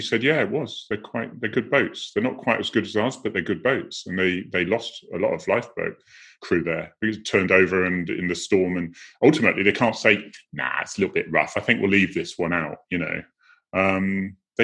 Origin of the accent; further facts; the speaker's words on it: Cornwall, South West England, United Kingdom; moved away as an adult; we've been in Cornwall for 100 years. So I'm able to give a lot of jokes about that because I am Cornish